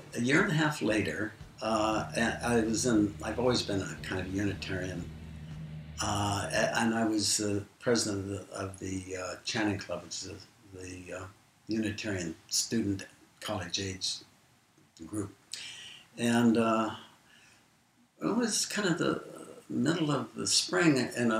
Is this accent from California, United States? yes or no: no; Moses Lake and North Richland, Washington, United States; when I was a senior in high school, we moved back from Moses Lake, back to North Richland with my stepfather and my mother